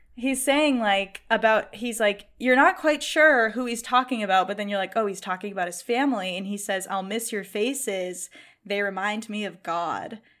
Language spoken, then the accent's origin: English; Boston, Massachusetts, United States; I am from Boston